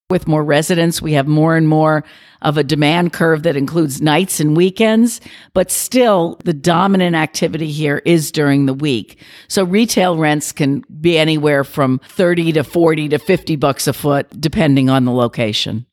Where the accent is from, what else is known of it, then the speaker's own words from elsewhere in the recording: New York, United States; I'm a New Yorker.